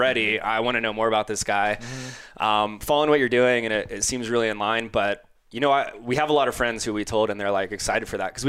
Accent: Florida, United States; moved away as an adult; now in Colorado, United States; I grew up in Florida. So grew up wakeboarding, surfing, whatever.

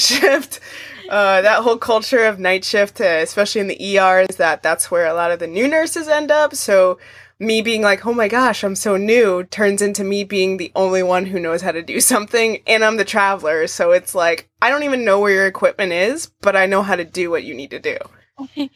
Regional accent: Arizona, United States; moved away; Arizona is my home state

